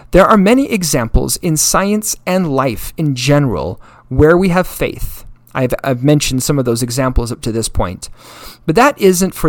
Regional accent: Utah, United States; I came from Utah

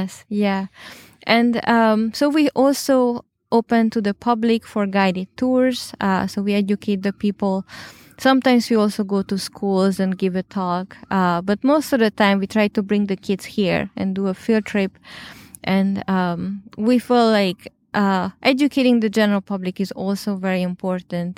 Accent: Hungary; moved away; I'm originally from Hungary

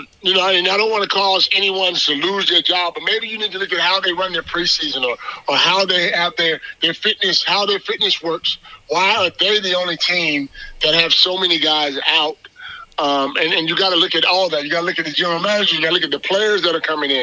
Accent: United States; I'm an American to the end

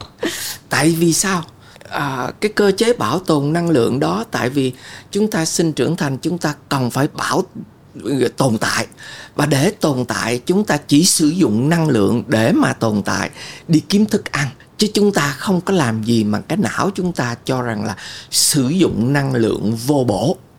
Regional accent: Vietnam; tôi lớn lên ở Việt Nam

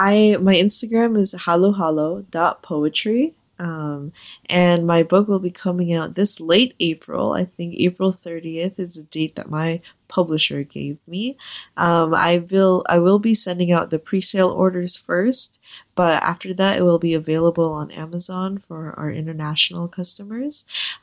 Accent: Philippines; because I was always surrounded by this huge community of Filipino people from my homeland, from my hometown.

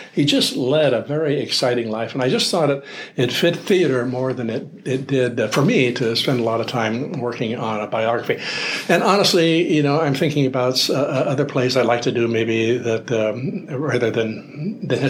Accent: Oregon, United States; also born or lived in Kodiak, Alaska; now in Alaska, United States; growing up in Oregon, the high school YMCA always did an annual mock legislature

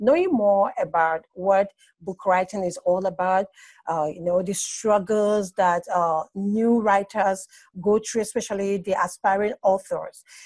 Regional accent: Abia, Nigeria; also born or lived in Port Harcourt, Nigeria; now in Lagos, Nigeria; I'm from Abe State in Nigeria. But presently, I stay in Lagos, Nigeria

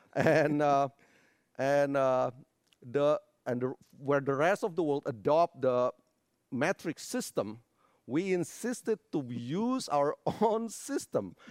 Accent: Indonesia; moved away as an adult; now in United States; I was born, uh, in a little town on Sumatera Island. Grew up in a not so religious family.

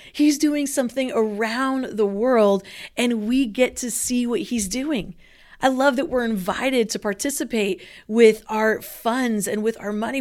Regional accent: Philippines; now in Southern California, United States; I grew up in the Philippines.

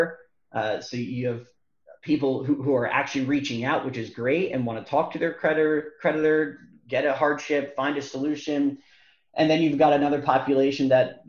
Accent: New Jersey, United States; moved away; also born or lived in Bay Area, California; We're originally from New Jersey

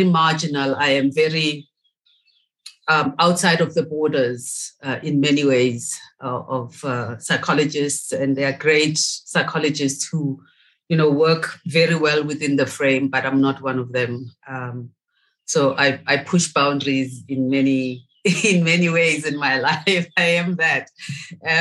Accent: Soweto, Gauteng, South Africa; I'm from Soweto originally.

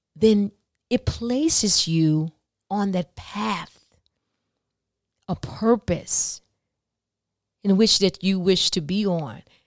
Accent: the South, United States; I'm from the South

